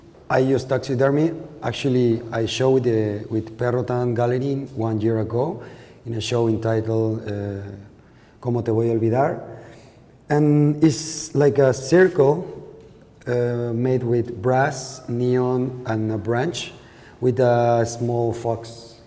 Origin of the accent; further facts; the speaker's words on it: Lagos de Moreno, Jalisco, Mexico; English is a second language; Yeah, in Lagos de Moreno.